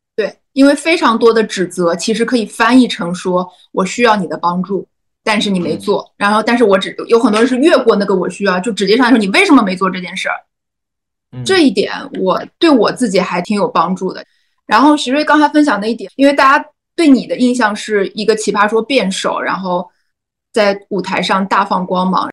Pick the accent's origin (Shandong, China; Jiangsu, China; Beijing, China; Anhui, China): Shandong, China; Qingdao; 因为我是青岛人，我在青岛日报投了一篇文章